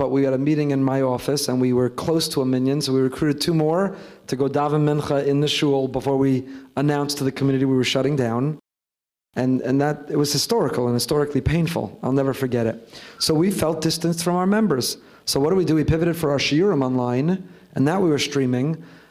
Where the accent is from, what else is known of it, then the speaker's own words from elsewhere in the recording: New York, United States; I don't know, as a New Yorker, I hate the Patriots.